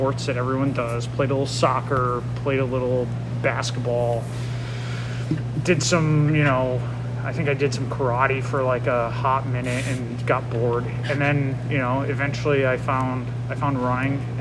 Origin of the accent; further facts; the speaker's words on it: Watertown, Connecticut, United States; I grew up in, I guess by Rye standards, kind of the middle of nowhere. like Watertown, Connecticut